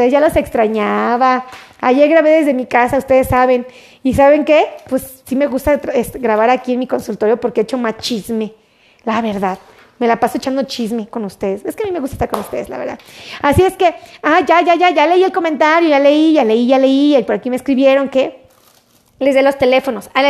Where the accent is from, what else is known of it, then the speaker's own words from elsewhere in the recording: Querétaro, Mexico; Oh, no, pues yo soy de Querétaro, ¿no?